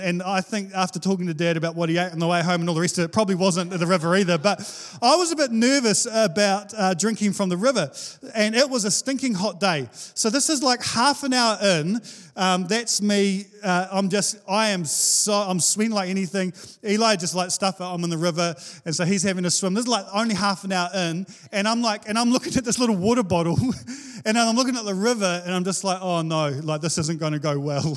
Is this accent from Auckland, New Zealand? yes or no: no; Wellington, New Zealand; now in Hawke's Bay, New Zealand; I'm from Wellington